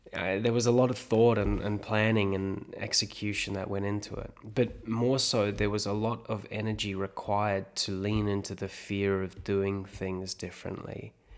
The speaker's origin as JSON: {"language": "English", "country": "South Africa", "tie": "born or raised there", "moved": "yes", "said": "I grew up in South Africa"}